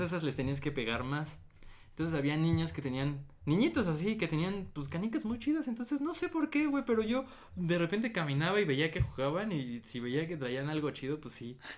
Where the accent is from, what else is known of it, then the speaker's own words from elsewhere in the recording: State of Mexico, Mexico; yo soy del Estado de México